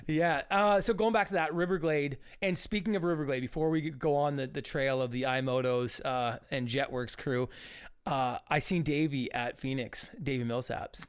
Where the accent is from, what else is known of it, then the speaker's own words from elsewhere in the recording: Ontario, Canada; growing up in Ontario